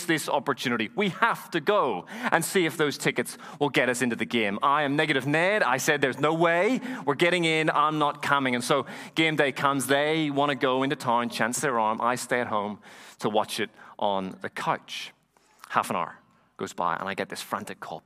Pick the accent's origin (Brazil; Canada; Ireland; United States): Ireland; moved away; also born or lived in Dublin; Have I ever told you that I'm from Ireland? Did you know that? I am. I sound a little funny.